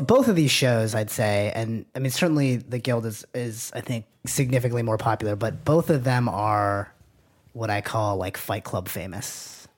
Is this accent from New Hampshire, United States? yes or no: yes; Manchester, New Hampshire, United States; this is in Manchester, New Hampshire. I'm from New Hampshire